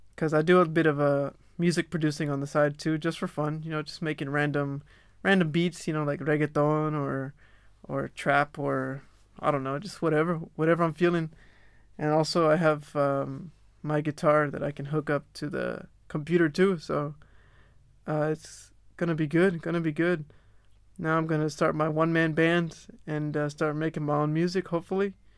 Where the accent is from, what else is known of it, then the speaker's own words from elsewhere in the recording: Texas, United States; now in Melbourne, Australia; I'm from Texas, you know, we're Tejanos down there.